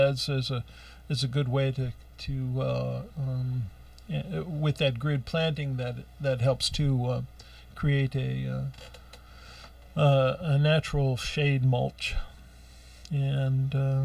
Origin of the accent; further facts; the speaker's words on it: Ohio, United States; moved away; I grew up out in Ohio